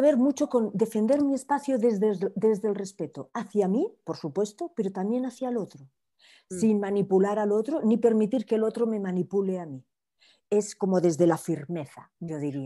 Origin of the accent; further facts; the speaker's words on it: Barcelona, Catalonia, Spain; now in Miami, United States; soy de Barcelona, pero llevo un montón de años viviendo en Miami